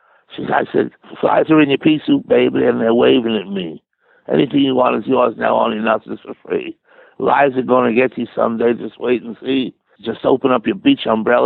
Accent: United States; moved away as an adult; now in United Kingdom; I go back to the States

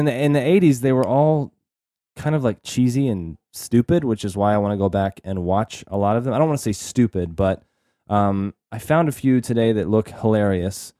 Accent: Texas, United States; we're from Texas

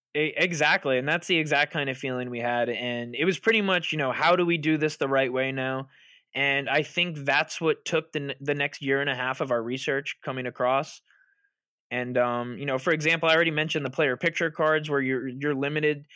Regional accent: Long Island, New York, United States; I'm from Long Island

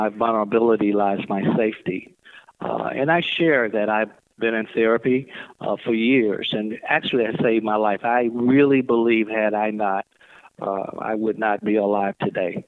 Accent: the South, United States; folks my age growing up in the South

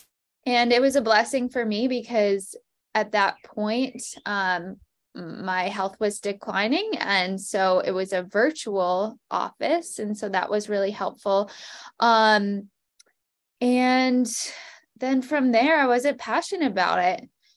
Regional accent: New Hampshire, United States; also born or lived in Florida / Baltimore / New York / Seattle; I'm originally from New Hampshire. I went to high school in Florida. I've kind of lived everywhere.

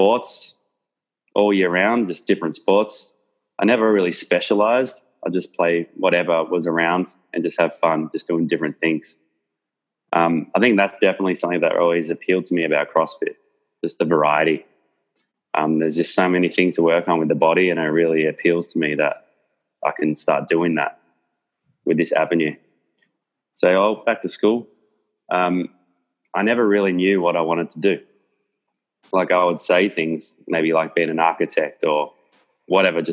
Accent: Melbourne, Victoria, Australia; I grew up in Research in Melbourne, which is essentially Eltham

